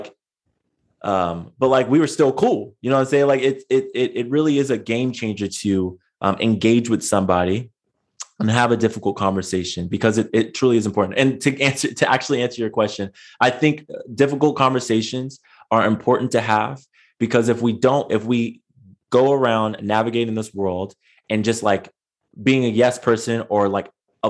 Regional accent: San Diego, California, United States; I grew up in San Diego

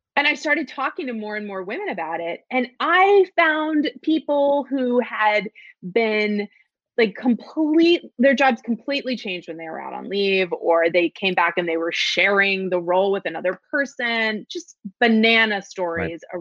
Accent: Florida, United States; now in New York, United States; I was raised in Florida because that's where my dad went to law school, and we stayed there

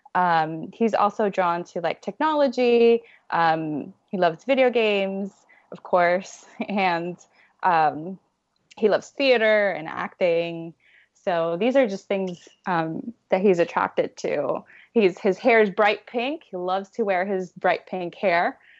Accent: Puerto Rico; I'm from Puerto Rico

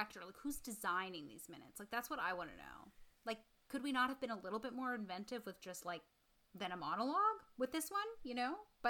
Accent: Winnipeg, Manitoba, Canada; now in Toronto, Canada; I'm now in Toronto, but I grew up in Winnipeg.

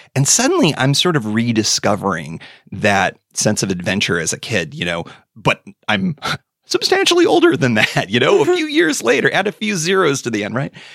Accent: Western New York, United States; also born or lived in DC area; now in West Virginia, United States; I grew up in Western New York, uh, a stone's throw from the Erie Canal

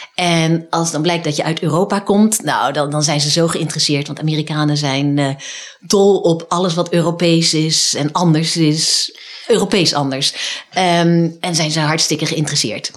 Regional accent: Netherlands; moved away as an adult; now in United States; als Nederlander

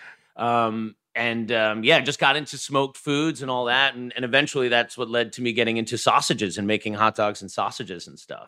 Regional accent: Long Island, New York, United States; growing up in Long Island

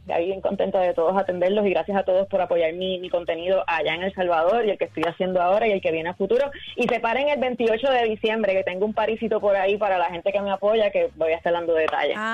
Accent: Puerto Rico; nosotros como puertorriqueños

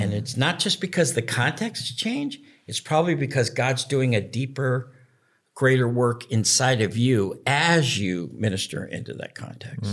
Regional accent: United States; being American

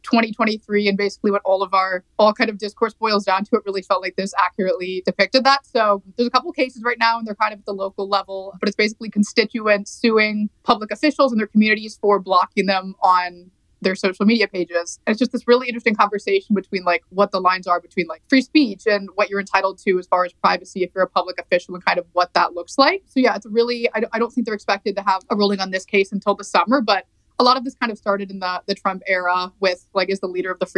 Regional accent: Northern Kentucky, United States; I was raised in the Northern Kentucky area

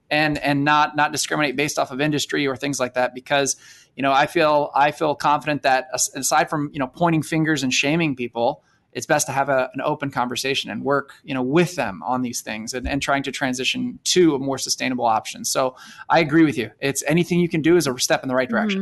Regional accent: South Florida, United States; growing up in South Florida

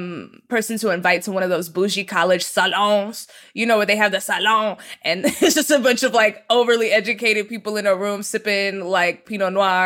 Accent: the South, United States; I'm from the South, so there's lots of farms and ranches.

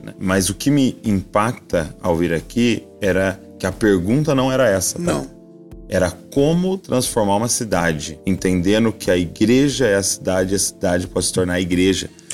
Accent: Brazil; como brasileiro

